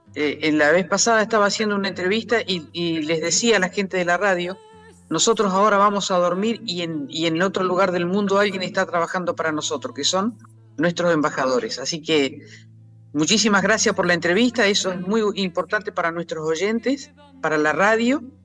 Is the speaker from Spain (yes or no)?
no; Argentina; como argentinos